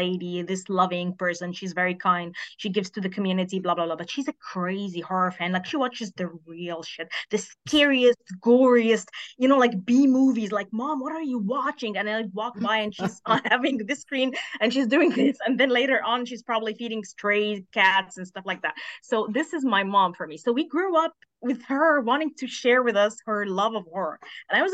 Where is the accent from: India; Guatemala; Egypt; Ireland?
Egypt; I'm from Egypt